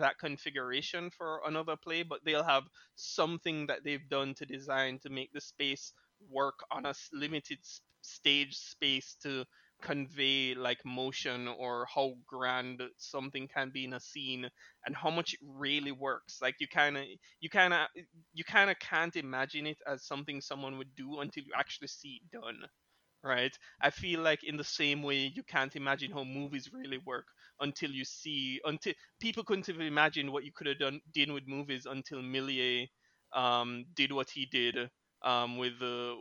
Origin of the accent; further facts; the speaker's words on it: Jamaica; being from Jamaica, growing up in Jamaica